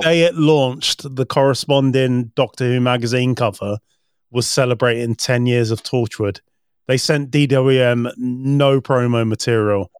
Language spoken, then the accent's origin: English; United Kingdom; as a British person